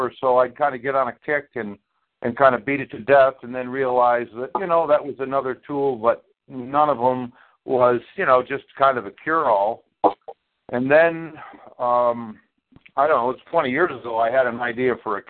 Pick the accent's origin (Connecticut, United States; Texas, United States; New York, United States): New York, United States; upstate; I'd say New York